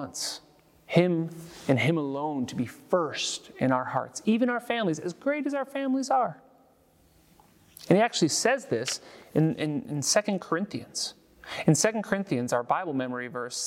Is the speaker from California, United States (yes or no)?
yes; San Francisco, California, United States; moved away; I'm from California. I'm from San Francisco. It reminds me of home. It reminds me of growing up going to baseball games